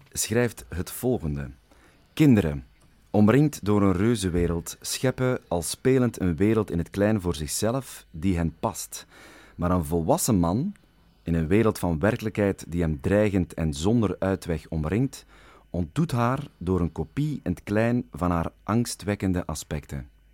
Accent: Flanders, Belgium; Ik ben een Vlaming

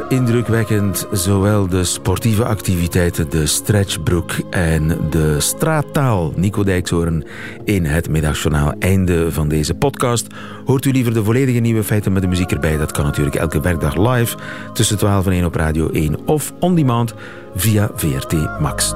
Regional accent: Flanders, Belgium; bij ons in Vlaanderen

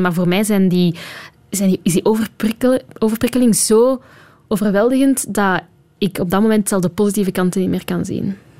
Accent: Flanders, Belgium; moved away as an adult; now in Brussels, Belgium; als Vlaming

